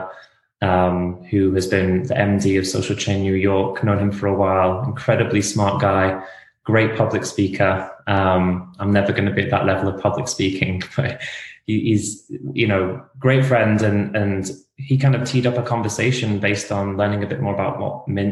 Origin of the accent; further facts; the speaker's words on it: England, United Kingdom; moved away as an adult; now in United States; I'm not Australian. I'm from England.